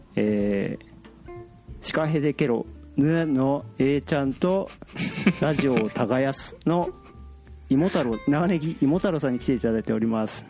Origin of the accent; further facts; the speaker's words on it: Akita, Japan; moved away; 僕、あの、出身秋田なんですよ。